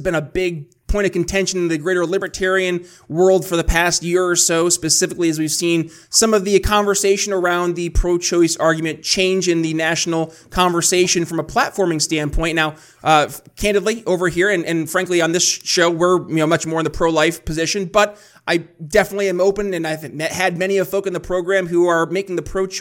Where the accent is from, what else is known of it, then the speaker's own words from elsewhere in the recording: New York, United States; I'm from New York